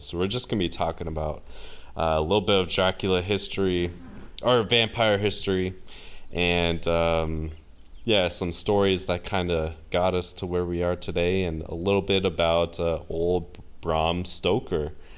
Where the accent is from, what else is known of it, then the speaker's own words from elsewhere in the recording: United States; And they can just tell I'm American. And I was like, uh, you know, the, the States